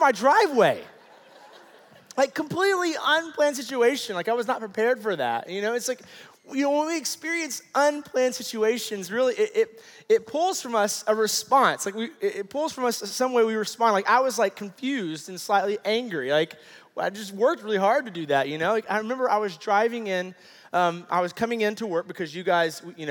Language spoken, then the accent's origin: English; Atlanta, Georgia, United States; moved away as an adult; now in Brighton, United States; My wife and my four children, we were all born, and my wife and I were raised in Atlanta, Georgia